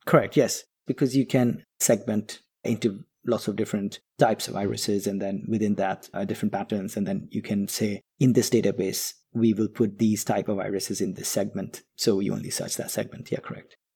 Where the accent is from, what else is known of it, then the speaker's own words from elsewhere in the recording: Kolkata, West Bengal, India; moved away; also born or lived in London; we grew up together in Calcutta, which is in east of India.